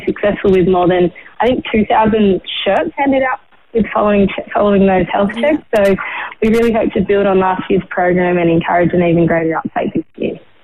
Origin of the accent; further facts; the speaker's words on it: Yuin Nation, south coast of New South Wales, Australia; now in Forster, Australia; I'm a proud Aboriginal woman from the Yuin Nation, which is on the south coast of New South Wales.